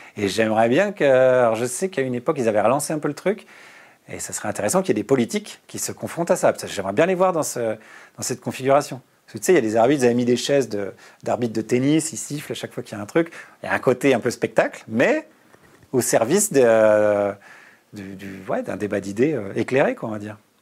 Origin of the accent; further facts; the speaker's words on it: Bourgogne-Franche-Comté, France; also born or lived in Burgundy (near Dijon); Moi, je suis né en Bourgogne, à côté de Dijon, et j'ai grandi en Franche-Comté